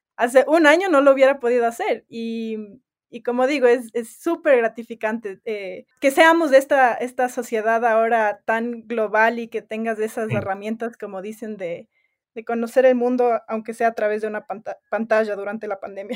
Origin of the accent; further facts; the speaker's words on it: Ecuador; also born or lived in United States; yo soy, además de ecuatoriana, que no creo que mencioné, también soy gringa, eh, nací en Estados Unidos